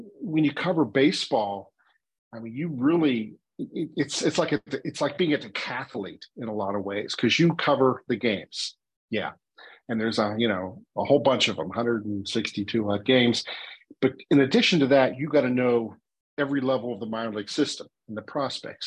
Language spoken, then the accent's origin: English; Pittsburgh, Pennsylvania, United States; also born or lived in Washington, D.C. / Maryland; I am native Pittsburgher. I grew up on the north side, which explains my accent